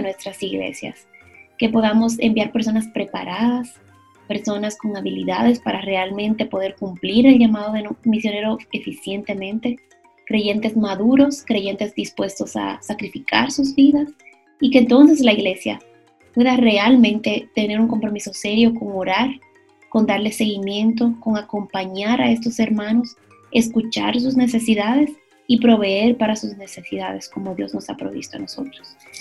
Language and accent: Spanish; Dominican Republic; como dominicanos